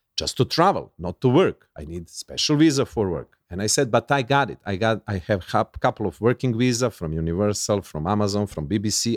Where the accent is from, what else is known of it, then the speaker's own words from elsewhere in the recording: Serbia; English is a second language; I'm from Yugoslavia. We watched American movies